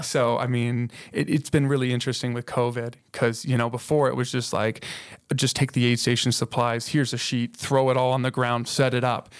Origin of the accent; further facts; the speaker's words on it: Colorado Springs, Colorado, United States; moved away as an adult; now in Moab, United States; we're from Colorado. So all yeah. the races that we have in Colorado Springs, those are the places I grew up